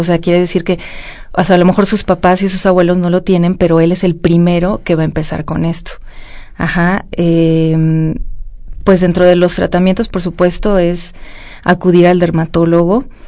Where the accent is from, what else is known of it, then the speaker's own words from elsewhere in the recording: Mexico; nosotros que somos mexicanos